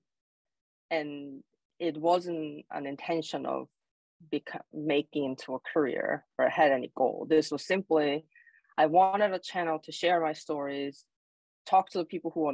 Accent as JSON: {"language": "English", "country": "South Korea", "tie": "born or raised there", "second_language": "English", "moved": "as an adult", "lives_now": "Alaska, United States", "said": "So I was born and raised in Korea"}